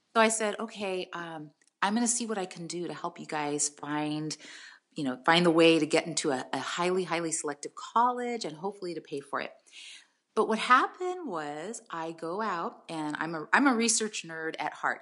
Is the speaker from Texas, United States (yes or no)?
no; San Jose, California, United States; also born or lived in Tracy, California; now in San Diego, United States; San Jose. I grew up in San Jose, and I lived there